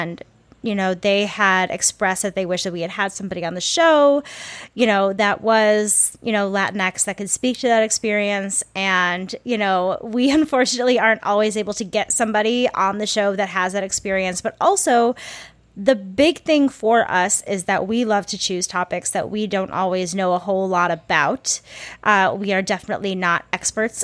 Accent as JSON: {"language": "English", "town": "St. Paul", "region": "Minnesota", "country": "United States", "tie": "born or raised there", "moved": "yes", "lives_now": "Los Angeles, United States", "said": "my hometown of St. Paul."}